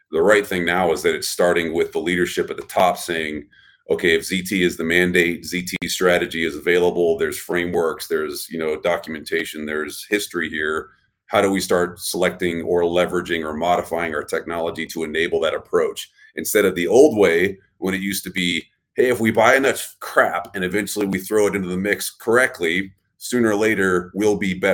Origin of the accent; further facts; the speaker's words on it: Texas, United States; I'm from Texas, right? I just say don't trust nothing.